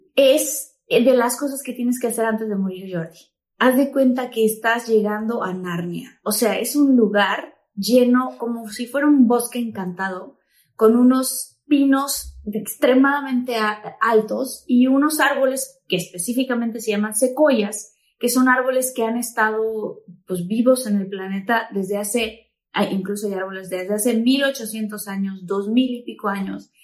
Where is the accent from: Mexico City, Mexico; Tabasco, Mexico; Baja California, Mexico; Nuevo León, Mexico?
Tabasco, Mexico; yo soy de Tabasco, entonces obviamente allá no hay nada de nieve